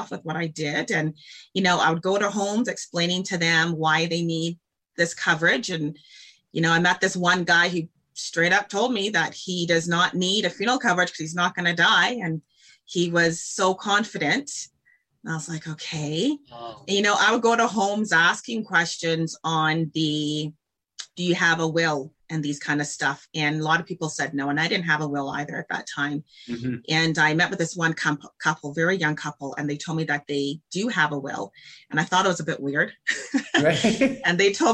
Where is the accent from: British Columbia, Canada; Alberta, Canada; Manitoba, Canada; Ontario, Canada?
Alberta, Canada; Calgary; born and raised in Calgary, Alberta